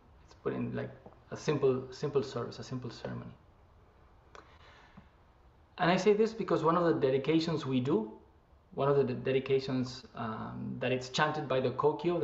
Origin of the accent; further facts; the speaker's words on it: Argentina; moved away as an adult; also born or lived in Japan; now in San Francisco, United States; I am originally from Argentina